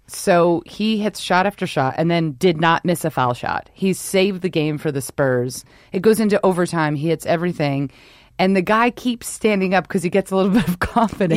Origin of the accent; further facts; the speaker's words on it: New York, United States; moved away; also born or lived in Rhode Island; I'm from New York, so you're born and raised to hate everything